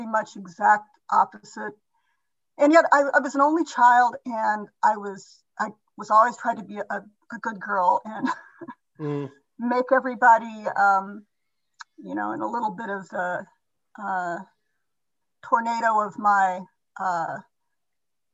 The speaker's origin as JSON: {"language": "English", "region": "Indiana", "country": "United States", "tie": "born or raised there", "said": "I was raised in Indiana, a very, very conservative"}